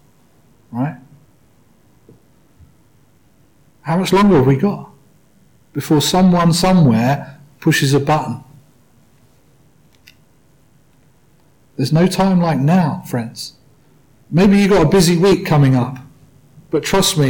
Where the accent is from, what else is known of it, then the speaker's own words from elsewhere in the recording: United Kingdom; I say that as a British man.